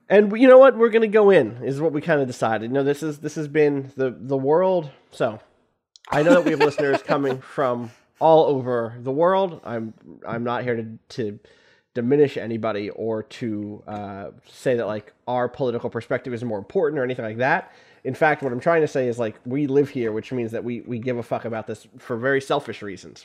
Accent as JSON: {"language": "English", "country": "United States", "tie": "born or raised there", "also_born_or_lived": "Canada", "said": "I am an American citizen. I was born here."}